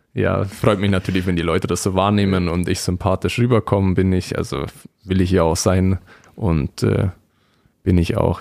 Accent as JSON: {"language": "German", "town": "Füssen", "region": "Bavaria", "country": "Germany", "tie": "born or raised there", "moved": "yes", "lives_now": "Weiden, Germany", "said": "nahe meiner Heimat Füssen"}